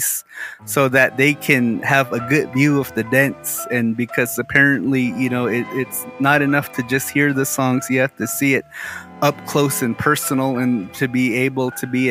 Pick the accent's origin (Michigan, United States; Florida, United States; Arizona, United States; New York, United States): Arizona, United States; Moenkopi; we're from Mungkapi, that my family kind of somewhat actually has a claim to a house in Hotbala, in your village.